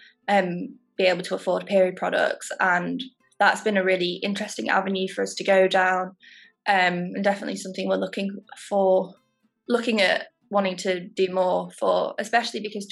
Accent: Stockport, North West England, United Kingdom; now in Manchester, United Kingdom; I live in Manchester. I'm from Stockport.

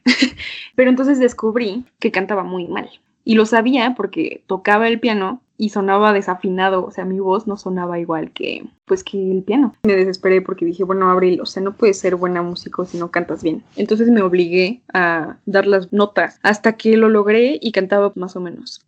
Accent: Toluca, State of Mexico, Mexico; moved away as an adult; now in Mexico City, Mexico; soy de Toluca, lo lamento, pero pues aquí crecí, ahorita estoy viviendo en la Ciudad de México

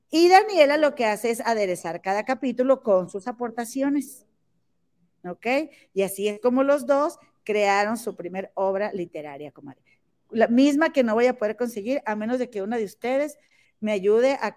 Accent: Monterrey, Nuevo León, Mexico; porque soy de Monterrey.

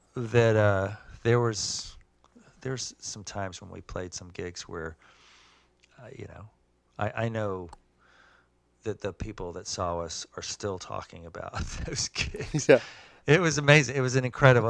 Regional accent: Georgia, United States; moved away as an adult; also born or lived in Athens, Georgia / New York; I grew up in Georgia

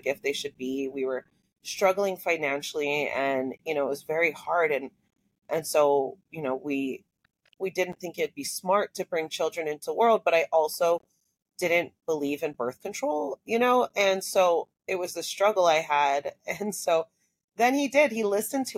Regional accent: Hawaii, United States; growing up in Hawaii

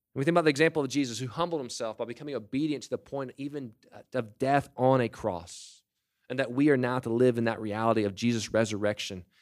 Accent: United States

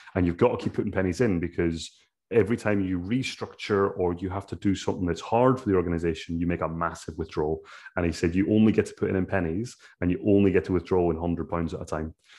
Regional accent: Ireland; as an Irishman

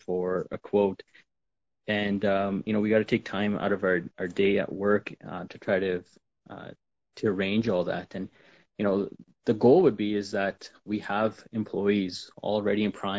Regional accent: Canada; the life as we know it here as Sikh Canadian Sikhs

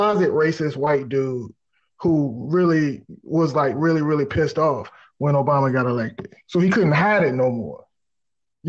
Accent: United States; I'm an American. You know what I'm saying? Like I was born here, I was raised here

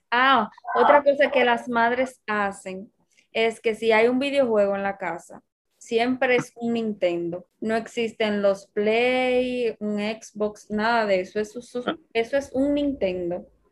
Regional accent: Dominican Republic; somos de República Dominicana

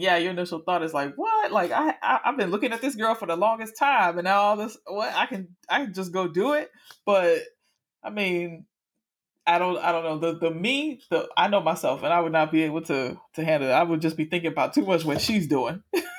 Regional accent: Miami, Florida, United States; I live up here now, but I am from Miami.

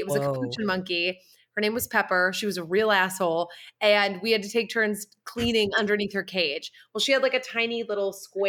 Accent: Massachusetts, United States; born or raised there; moved away

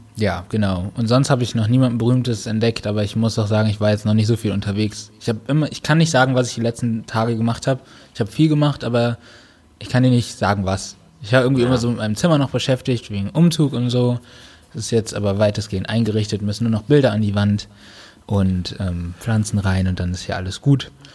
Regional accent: North Rhine-Westphalia, Germany; moved away as an adult; also born or lived in Baden-Württemberg; now in Cologne, Germany; bin zurück in meine Heimat, äh, gegangen, nach N R

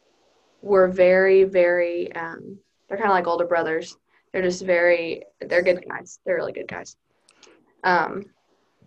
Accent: Durant, Oklahoma, United States; I'm from Durant

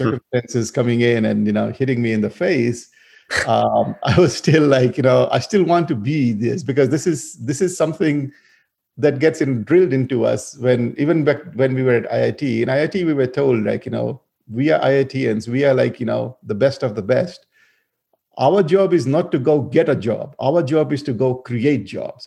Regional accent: Fiji; moved away as an adult; also born or lived in India; I originally grew up in Fiji. So, I mean, even though my ancestry is from India, but I was born and raised in Fiji.

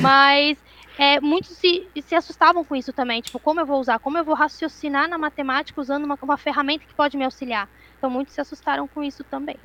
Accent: Florianópolis, Santa Catarina, Brazil; Eu sempre morei em Floripa, sou daqui de Floripa

